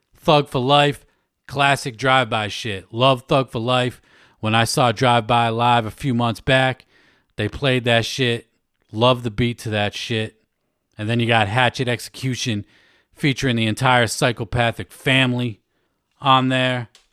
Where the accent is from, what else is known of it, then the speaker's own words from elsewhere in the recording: Worcester, Massachusetts, United States; Worcester, Mass, my hometown.